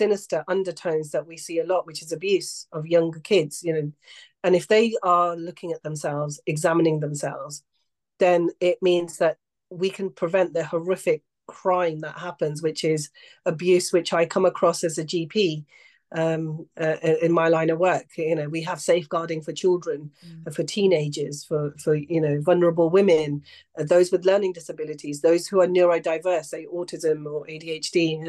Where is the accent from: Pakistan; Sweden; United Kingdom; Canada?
Pakistan; I come from it as a cultural view. And I know that as a Pakistani woman, talking about consent with boys is never really something that's a mainstream conversation within households